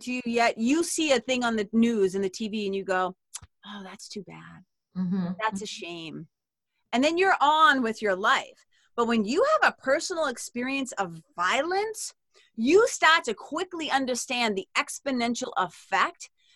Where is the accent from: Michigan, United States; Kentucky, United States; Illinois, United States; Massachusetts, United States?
Massachusetts, United States; Lawrence; also born or lived in Amesbury, Massachusetts; I'm a kid from Lawrence